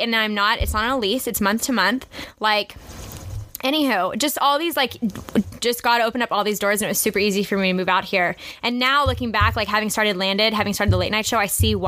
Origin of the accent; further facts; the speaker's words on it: Coppell, Texas, United States; moved away as an adult; also born or lived in Austin, Texas / Nashville, Tennessee; now in Los Angeles, United States; from Texas, I grew up in Dallas, grew up in Coppell, which is a little city, like, 25 minutes outside of downtown